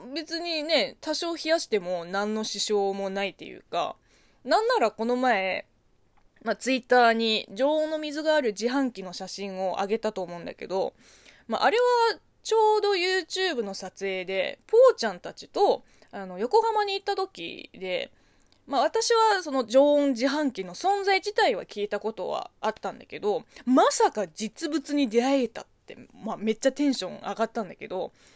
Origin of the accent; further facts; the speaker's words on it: China; Japanese is a second language; moved away; 中国生まれ中国育ち